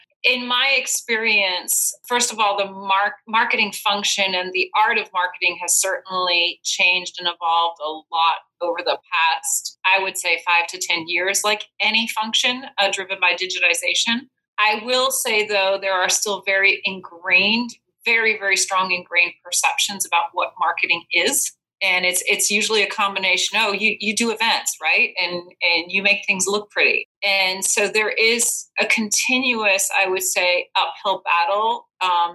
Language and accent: English; Belgium; moved away as an adult; now in United States; I'm originally from Belgium.